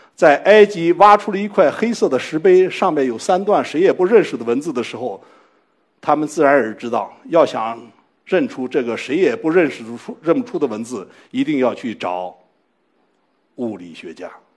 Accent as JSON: {"language": "Chinese", "country": "China", "said": "我们中国人用中文"}